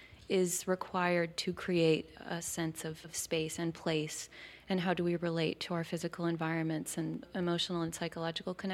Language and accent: English; Massachusetts, United States; moved away as an adult; also born or lived in Boston / New Mexico / South America / Nepal; now in Key West, United States; growing up in Massachusetts in the New England area